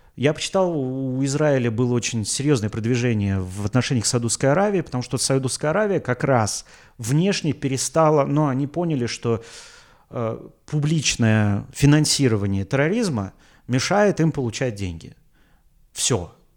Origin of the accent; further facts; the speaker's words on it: Russia; я из России